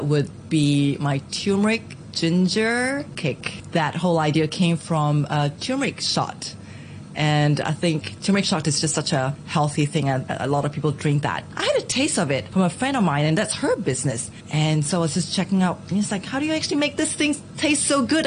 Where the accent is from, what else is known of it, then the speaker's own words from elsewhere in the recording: Singapore; moved away as an adult; now in Hong Kong; Being Singaporean, Southeast Asians